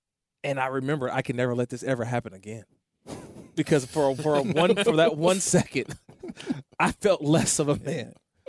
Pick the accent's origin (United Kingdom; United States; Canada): United States; Oakland, California; Growing up in Oakland, California, a lot of good baseball players.